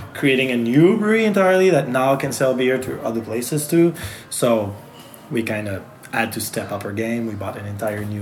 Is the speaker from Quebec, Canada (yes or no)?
yes; Magog, Quebec, Canada; accent: French; first language French; English is a second language; moved away as an adult; also born or lived in Montreal; now in Magog, Canada; I was born in Magog